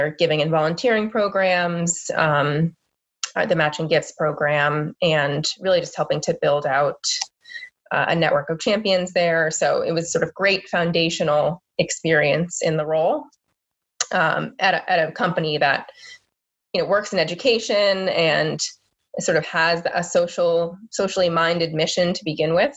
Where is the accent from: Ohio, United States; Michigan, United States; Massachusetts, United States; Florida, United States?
Massachusetts, United States; Boston; also born or lived in North Carolina; But I grew up in the Boston area.